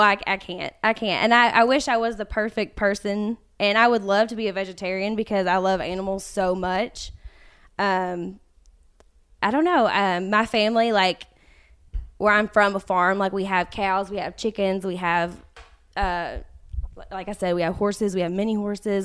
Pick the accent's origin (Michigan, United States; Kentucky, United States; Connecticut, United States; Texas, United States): Kentucky, United States; Winchester; moved away; I was born and raised in Winchester, Kentucky.